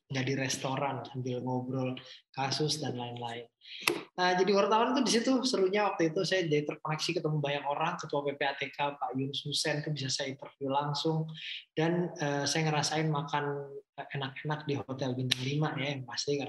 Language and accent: Indonesian; Surabaya, East Java, Indonesia; itu modal saya orang Surabaya kan bonek ya kita